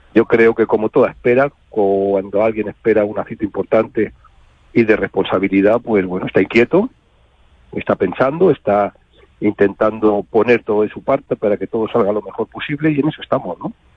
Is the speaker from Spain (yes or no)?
yes; Madrid, Community of Madrid, Spain; nosotros somos madrileños, yo me he hecho aficionado en Madrid, cuando era pequeño